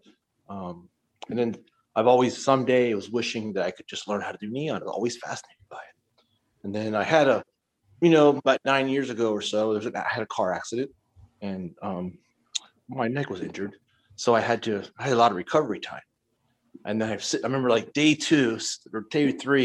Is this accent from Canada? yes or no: no; Maryland, United States; now in Whidbey Island, United States; I grew up in Maryland